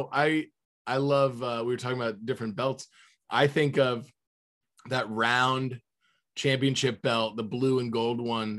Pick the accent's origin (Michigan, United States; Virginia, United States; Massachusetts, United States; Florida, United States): Florida, United States; where I grew up in Florida